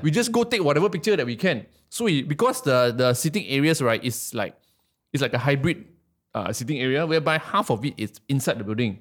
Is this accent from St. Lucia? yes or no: no; Malaysia; I'm from Malaysia